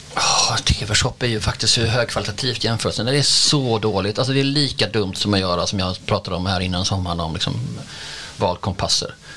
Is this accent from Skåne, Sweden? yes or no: yes; Skåne, Sweden; vi är ganska många skåningar som har liksom skånska flaggor i tid och otid och vi är ju liksom integrerade